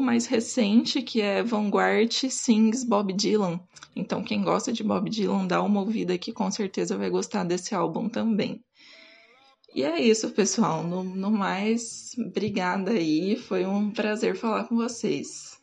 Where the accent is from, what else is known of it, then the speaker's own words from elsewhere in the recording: Cuiabá, Mato Grosso, Brazil; como eu sou de Cuiabá